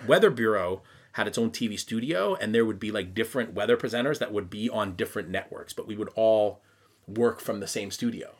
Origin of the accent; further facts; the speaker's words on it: Quebec, Canada; accent: Canadian; now in Tokyo, Japan; I'm from the English side of a French-speaking city